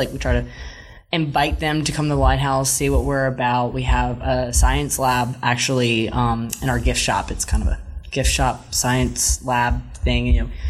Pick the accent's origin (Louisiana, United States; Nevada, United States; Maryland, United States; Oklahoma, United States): Louisiana, United States; New Orleans; I'm born and raised in New Orleans.